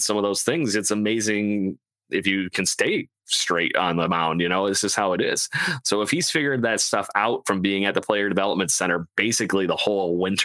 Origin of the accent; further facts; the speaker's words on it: Rochester, New York, United States; here in my hometown